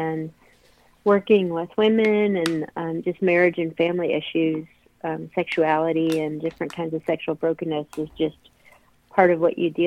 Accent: Akron, Ohio, United States; moved away as an adult; I was born and raised in Akron, Ohio, and have moved around the country at different times in my life, but I'm back in Akron.

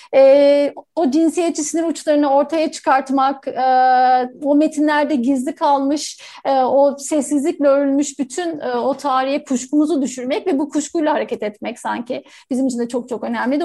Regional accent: Istanbul, Turkey; ben kendimi hep Kadıköylü olarak adlederim ve yani e, neredeyse 16 yaşımdan beri Kadıköylüyüm. E, orada hani ergenliği orada yaşadım

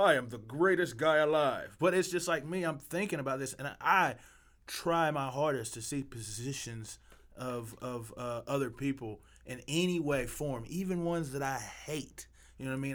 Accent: Arkansas, United States; I'm from Arkansas.

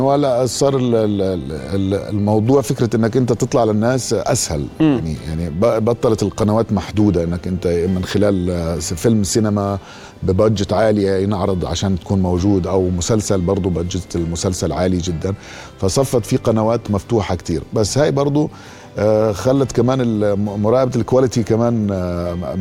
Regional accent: Jordan; انا ممثل اردني مش سوري

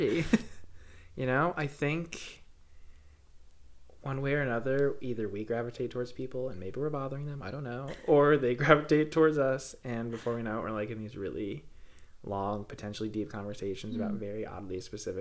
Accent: New Jersey, United States; I'm from North Jersey, so Brooklyn Aquarium's like 45 minutes away

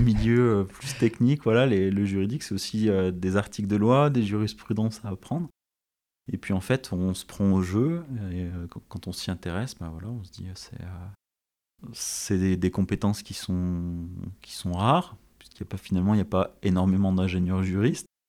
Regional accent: Saint-Étienne, Auvergne-Rhône-Alpes, France; also born or lived in Paris; je suis stéphanois d'origine, j'y suis né en 1982 et j'ai vécu une bonne partie de, de ma vie

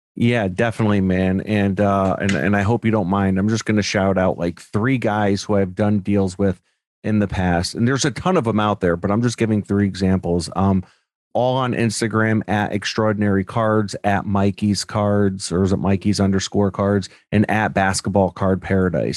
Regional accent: Newtown, Connecticut, United States; I grew up in Newtown, Connecticut

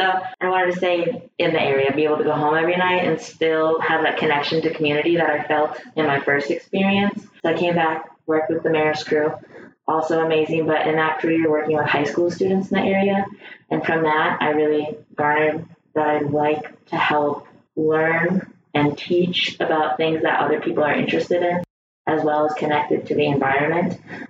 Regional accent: Merrill, Wisconsin, United States; Yeah, so our very first project, like I mentioned earlier, was in my hometown, Merrill, Wisconsin, and that was Council Grounds State Park

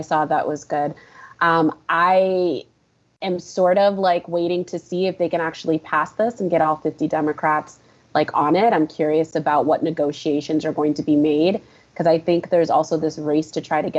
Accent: Florida, United States; I'm from Florida

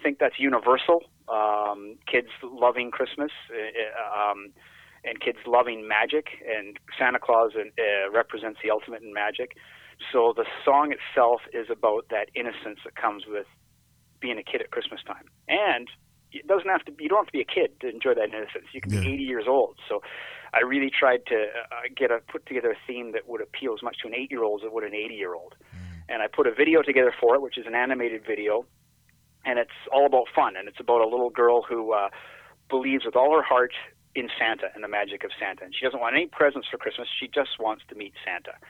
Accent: Canada; growing up in Canada

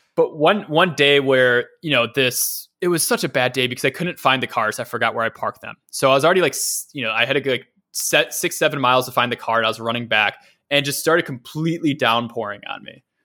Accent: Cleveland, Ohio, United States; the suburbs of, of Cleveland where, where, where I'm from

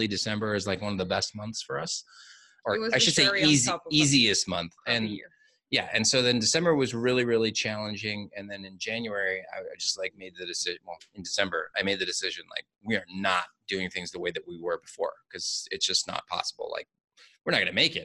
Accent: United States; now in Mexico; being an American, working in Mexico

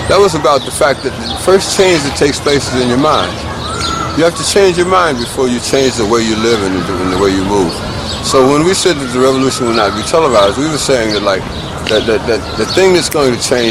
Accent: United States; we were born Americans

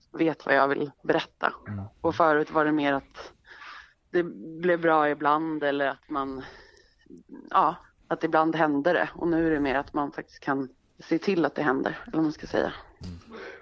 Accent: Stockholm, Stockholm County, Sweden; jag är ju född i Stockholm och mm. är några generationers stockholmare.

